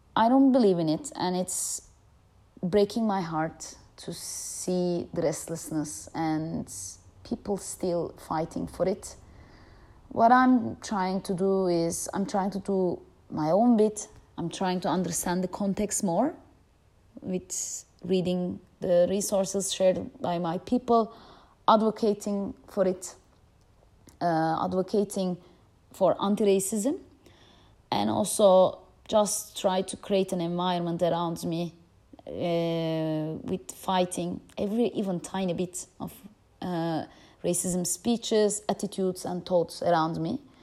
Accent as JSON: {"language": "English", "country": "Turkey", "tie": "born or raised there", "moved": "as an adult", "lives_now": "Amsterdam, Netherlands", "said": "I grew up in Turkey"}